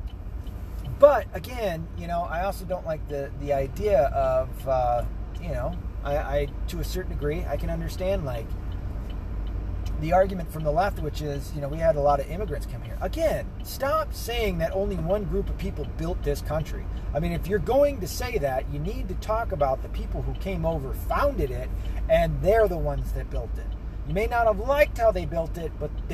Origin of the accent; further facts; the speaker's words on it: the South, United States; moved away; also born or lived in the North; Now, I was born in the South. I was primarily raised in the South